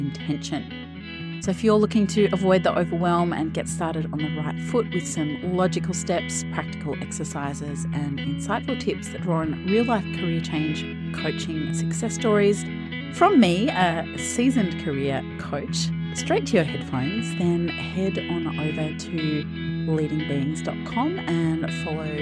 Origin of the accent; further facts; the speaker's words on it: Melbourne, Victoria, Australia; I'm from Melbourne, Australia